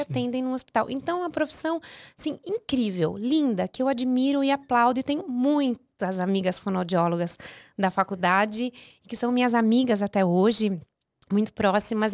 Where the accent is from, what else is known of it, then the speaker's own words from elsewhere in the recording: Piracicaba, São Paulo, Brazil; estudei num conservatório muito muito bom lá na minha cidade, que hoje não existe mais, o Conservatório Dramático e Musical de Piracicaba